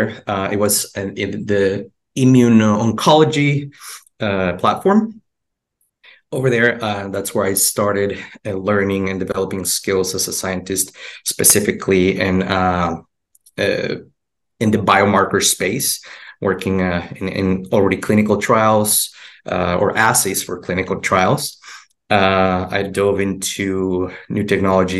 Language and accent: English; Mexico; moved away as an adult; also born or lived in Houston, United States; now in United States; I'm originally from Mexico. That's where I went to college. I originally came to the United States for grad school.